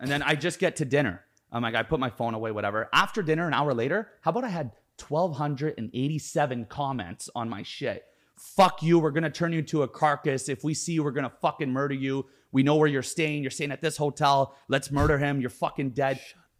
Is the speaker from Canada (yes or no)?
yes; Canada; I'm Canadian.